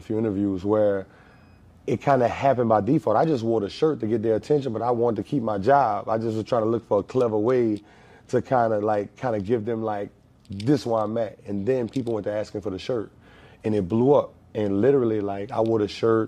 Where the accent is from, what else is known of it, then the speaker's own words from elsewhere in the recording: Marrero, Louisiana, United States; I'm actually a West Bank cat, man. I'm from Marrero Project